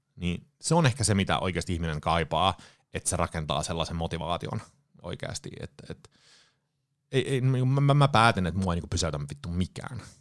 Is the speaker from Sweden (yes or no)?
yes; Sweden; moved away as an adult; now in Finland; Ruotsista kotoisin. Mut, mutsi ja Faija muutti Ruotsiin 74 tai 75. Synnyin sitten tota, Ruotsissa